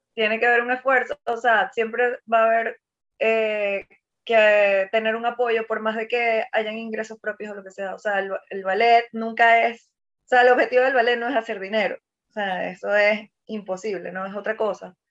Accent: Maracaibo, Zulia, Venezuela; yo que vengo del interior, que yo, o sea, que soy de Maracaibo, que además es eh, un, o sea, Zulia es un estado

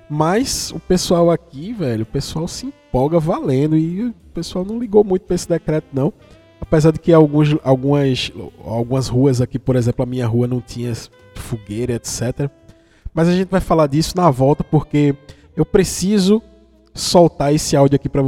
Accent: Vitória de Santo Antão, Pernambuco, Brazil; pernambucano do interior de Pernambuco, de Vitória de Santo Antão, que aliás tem uma música de … que homenageia a minha cidade.

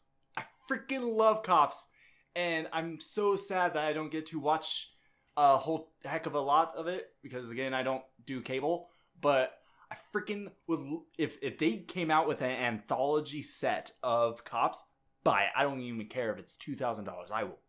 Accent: Minnesota, United States; we're from Minnesota.

